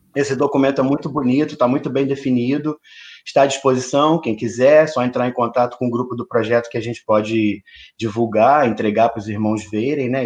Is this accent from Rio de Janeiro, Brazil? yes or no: yes; São Gonçalo, Rio de Janeiro, Brazil; filho de uma zeladora de santo de São Gonçalo, também nascido e criado aqui